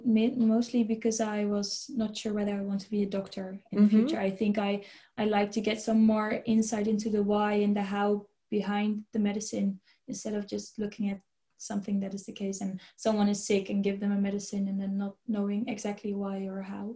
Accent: a small town near Nijmegen, Gelderland, Netherlands; moved away as an adult; also born or lived in Utrecht; I am originally from a small town near Nijmegen in the east, middle east of the Netherlands

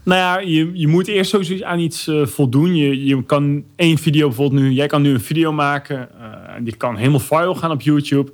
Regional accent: Arnhem, Gelderland, Netherlands; Ik kom uit Arnhem

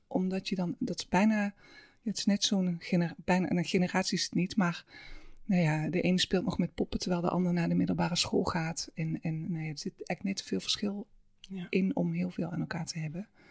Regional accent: Limburg, Netherlands; also born or lived in Halsteren; Ik ben niet in Limburg geboren, maar eigenlijk vanaf mijn eerste jaar heb ik daar wel gewoon. Mijn ouders zijn echt Limburgers

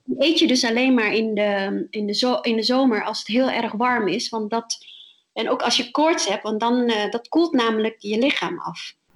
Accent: My Tho, Tiền Giang, Vietnam; now in Netherlands; waar ik vandaan kom, is Mietho, is, eh, de hoofdstad van de provincie, eh, in, in het zuiden van Vietnam, aan de Mekong-delta

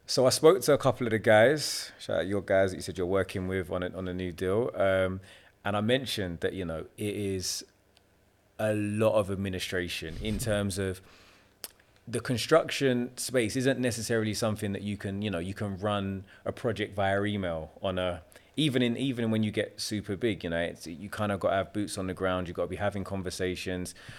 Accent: London, United Kingdom; I'm naturally a Londoner, London, South Londoner, born and bred. I've always lived there my entire life

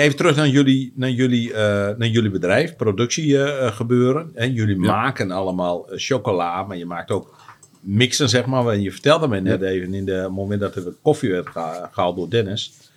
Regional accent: Netherlands; wij als Nederlander

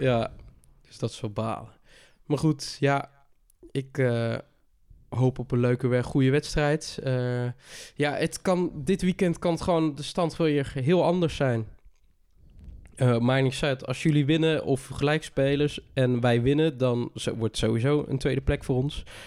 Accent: North Brabant, Netherlands; bij ons in Brabant

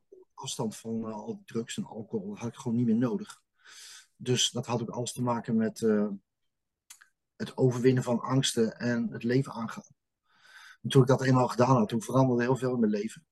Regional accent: Utrecht, Netherlands; Ik ben in dit leven geboren in 1971 op Kanaaleiland.

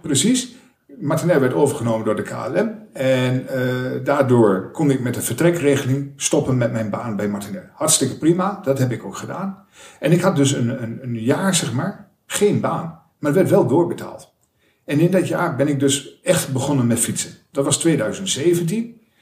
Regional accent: Almelo, Overijssel, Netherlands; moved away as an adult; also born or lived in Enschede / Amersfoort; Ik heb in Almelo gewoond tot mijn, ik denk 21ste

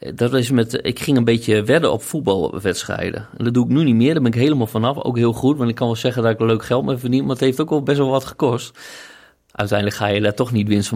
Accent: Groningen, Netherlands; ik kom uit Groningen, dus dat is mijn uh, hometown club, zeg maar. Oosterpark, daar was ik in mijn jeugd altijd te vinden

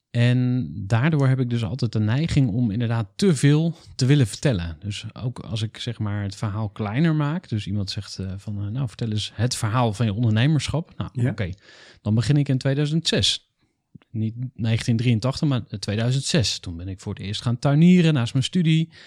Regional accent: Enschede, Overijssel, Netherlands; born there; 1983, geboren in Enschede, verhuisd.

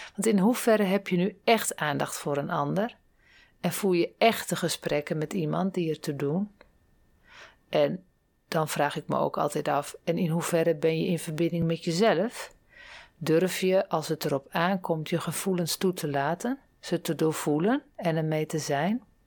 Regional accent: Groningen, Netherlands; now in Dronten, Netherlands; Van oorsprong kom ik uit Groningen. Daar ben ik niet geboren, maar wel grootgebracht

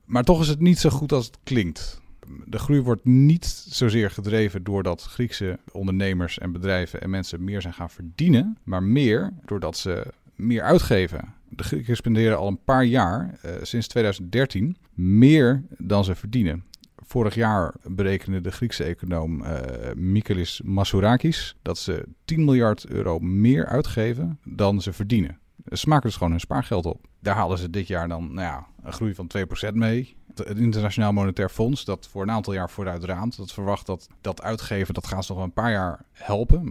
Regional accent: Netherlands

